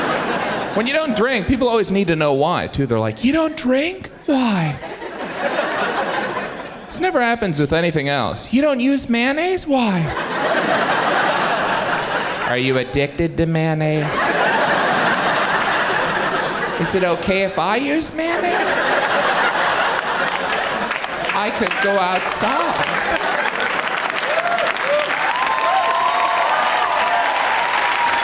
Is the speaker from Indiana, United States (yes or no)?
yes; Indiana, United States; moved away as an adult; now in New York, United States; I am originally from Indiana.